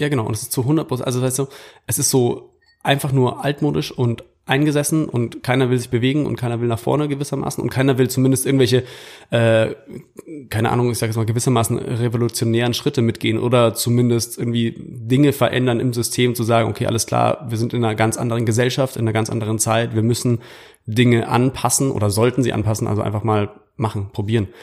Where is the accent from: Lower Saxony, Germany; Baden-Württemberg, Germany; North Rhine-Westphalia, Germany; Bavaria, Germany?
Bavaria, Germany; Munich; kommend aus München oder aus Bayern